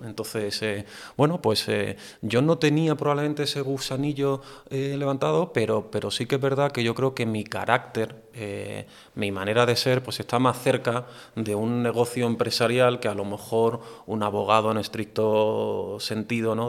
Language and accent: Spanish; Andalusia, Spain; yo también un poco como andaluz